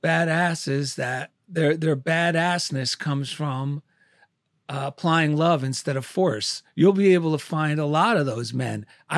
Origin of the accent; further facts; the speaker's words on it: Clifton, New Jersey, United States; also born or lived in Passaic; I was born in Passaic, New Jersey.